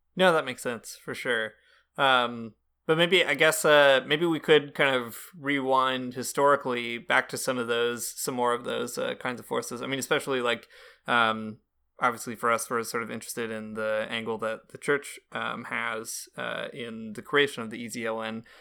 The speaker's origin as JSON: {"language": "English", "country": "United States", "moved": "yes", "lives_now": "Canada", "said": "I'm an American and I live in Canada"}